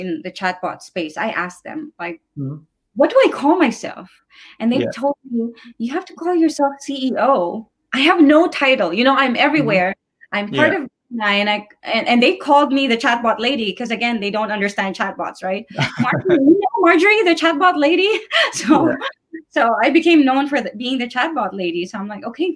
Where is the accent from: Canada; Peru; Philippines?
Philippines; moved away; I'm originally from the Philippines